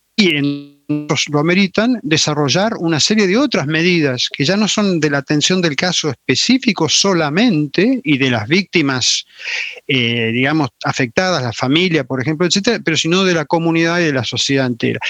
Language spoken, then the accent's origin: Spanish; Salta, Argentina; moved away; also born or lived in Chile / La Plata, Argentina / Buenos Aires, Argentina; me crié en Salta, por esa razón, o pasé una buena parte o la mejor parte de mi infancia en Salta